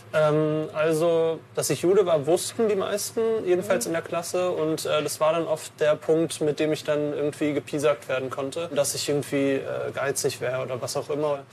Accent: Germany; ich bin äh, hier geboren, ähm, ich bin Deutscher

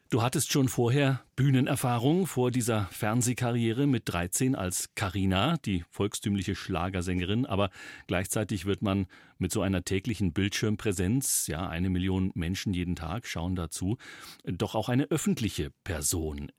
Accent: Upper Palatinate, Bavaria, Germany; accent: Oberpfälzisch; dass ich auch gebürtiger Oberpfälzer bin

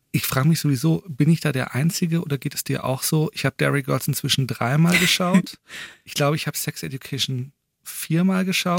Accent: Germany; wir Deutschen

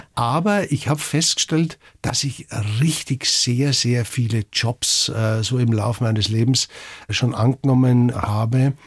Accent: Garmisch-Partenkirchen, Bavaria, Germany; ich bin in Garmisch zur Schule gegangen

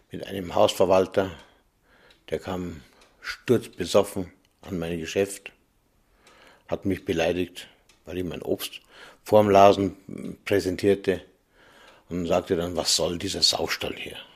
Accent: Ludwigsfeld, Bavaria, Germany; born there; Ich bin in Ludwigsfeld geboren

